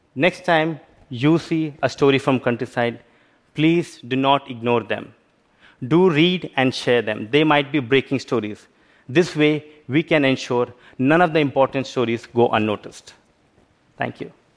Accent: Belgaum, Karnataka, India; I worked as a local reporter in my hometown Belgaum in India.

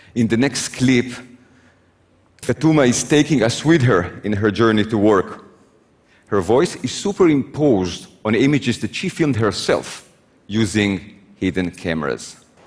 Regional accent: Israel; I was born in Israel

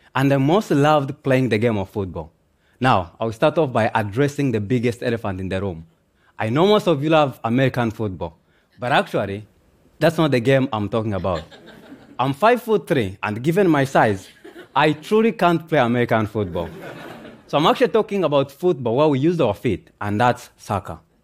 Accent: Kyangwali refugee camp, Western Region, Uganda; also born or lived in Democratic Republic of the Congo; we found safety in Kiangwe refugee camp, located in western Uganda, where I grew up from and have learned to call home for the past 24 years

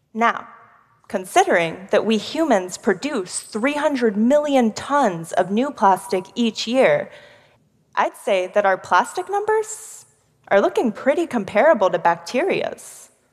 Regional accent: Houston, Texas, United States; I'm from one of the most polluted cities in America Houston, Texas

